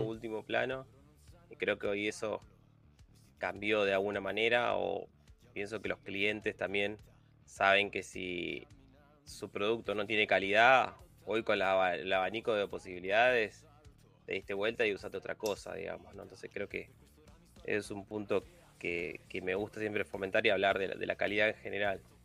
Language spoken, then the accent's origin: Spanish; Buenos Aires Province, Argentina; yo soy de Buenos Aires, de Argentina. Viví toda mi, vida acá.